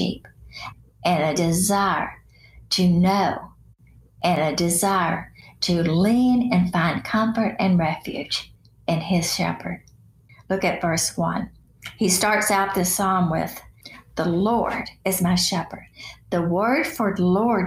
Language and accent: English; Chattanooga, Tennessee, United States; As a little girl growing up in Chattanooga